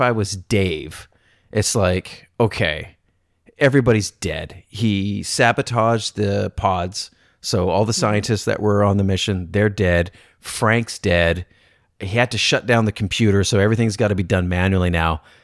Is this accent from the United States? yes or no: no; Canada; I'm Canadian